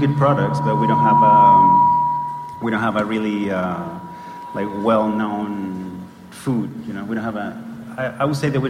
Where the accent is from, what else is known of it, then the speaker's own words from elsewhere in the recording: Chile; now in Los Angeles, United States; I'm from Chile.